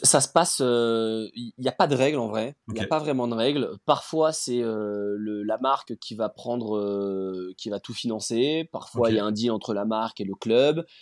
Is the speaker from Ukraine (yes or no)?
no; Rennes, Brittany, France; je suis originaire de Rennes